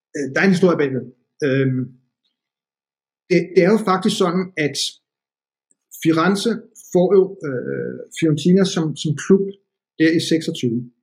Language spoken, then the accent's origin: Danish; Denmark; jeg kom fra Danmark